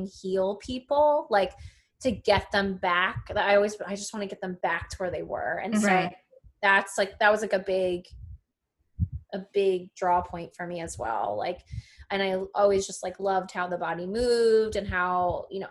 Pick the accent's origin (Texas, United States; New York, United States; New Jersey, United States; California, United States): New Jersey, United States; Monmouth County; also born or lived in Kentucky / Philadelphia, Pennsylvania; I'm from Monmouth County, but lived in Philly for a while. Now I'm back